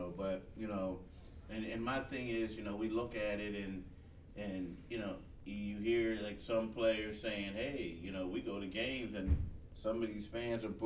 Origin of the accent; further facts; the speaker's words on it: Philadelphia, Pennsylvania, United States; I'm from Philly